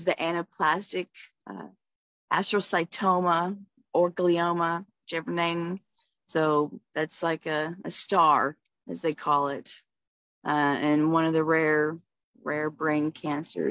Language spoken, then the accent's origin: English; Fort Worth, Texas, United States; now in Waco, United States; I'm born in Fort Worth, but I'm in Waco, Texas